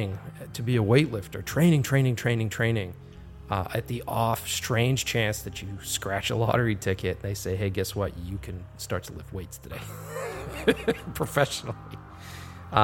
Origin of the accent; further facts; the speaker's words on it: Boston, Massachusetts, United States; my hometown, Boston